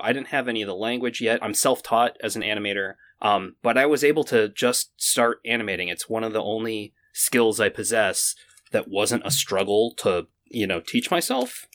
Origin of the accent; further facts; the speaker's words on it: Maine, United States; I'm from Maine.